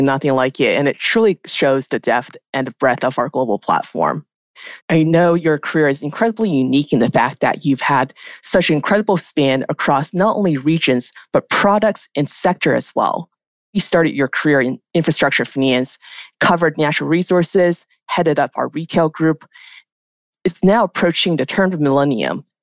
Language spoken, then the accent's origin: English; Canada; moved away as an adult; now in New York, United States; As a Canadian expat myself